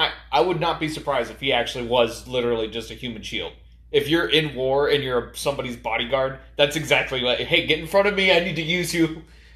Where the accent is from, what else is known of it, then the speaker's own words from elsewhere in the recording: United States; as an American